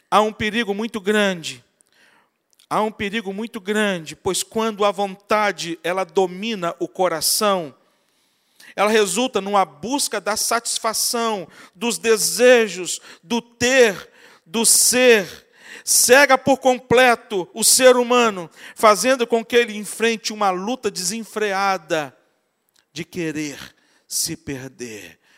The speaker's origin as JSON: {"language": "Portuguese", "region": "Espírito Santo", "country": "Brazil", "lives_now": "Rio de Janeiro, Brazil", "said": "Eu que vim do Espírito Santo para o Rio de Janeiro, para andar aqui no Rio de Janeiro sem GPS, para mim era terrível."}